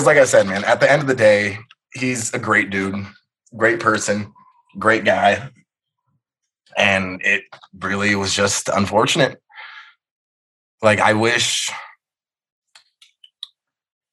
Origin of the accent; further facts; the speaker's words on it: California, United States; I was a USC fan growing up. I'm from California